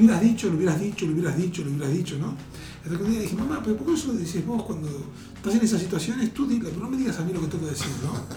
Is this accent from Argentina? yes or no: yes; Argentina; casi toda mi infancia y adolescencia en Argentina la viví con gobiernos militares